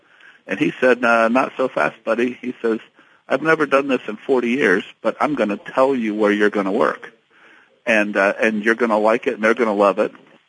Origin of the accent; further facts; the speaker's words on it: Dayton, Ohio, United States; moved away as an adult; also born or lived in West Point, New York; now in Louisville, United States; I grew up just outside of Dayton, Ohio